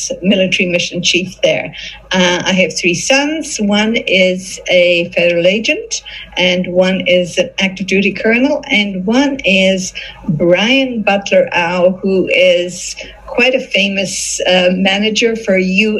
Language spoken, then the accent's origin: English; Tipperary, Munster, Ireland; born there; moved away; also born or lived in London, England / Hong Kong / Canada / Singapore; My husband likes to say I came the long way from Tipperary, because that's where I was born in Ireland. Before I came here, I lived in London, England. I lived in Hong Kong for 13 years. I lived in Canada for 7.